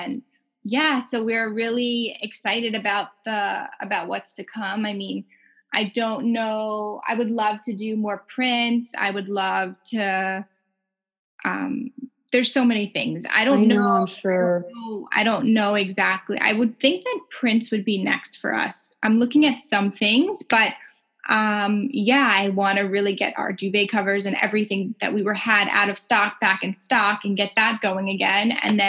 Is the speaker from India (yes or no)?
no; Canada; And I felt as a Canadian, not as important as other customers for other bigger brands that really weren't focused on our market.